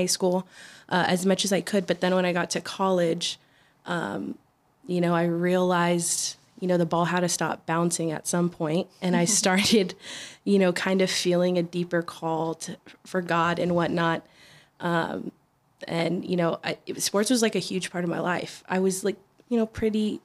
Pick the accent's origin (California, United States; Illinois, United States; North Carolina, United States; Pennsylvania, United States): California, United States; San Diego; I'm from San Diego, born and raised. Never moved out of San Diego.